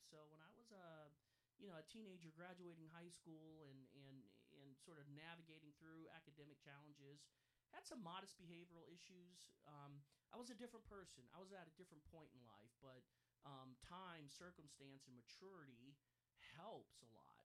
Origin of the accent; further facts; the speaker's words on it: Canton, Ohio, United States; I'm from Canton, Ohio, uh, originally, born and raised there